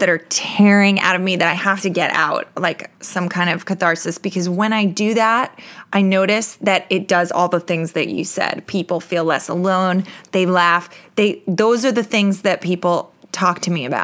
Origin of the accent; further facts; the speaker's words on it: New York, United States; I'm a New Yorker